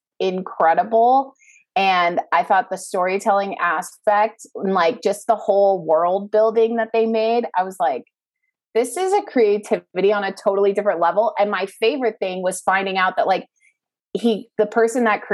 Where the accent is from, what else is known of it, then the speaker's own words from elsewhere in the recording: Bay Area, outside San Francisco, California, United States; moved away as an adult; also born or lived in Calabasas, Los Angeles; I'm from the Bay Area, up in like a little outside of San Francisco, so California.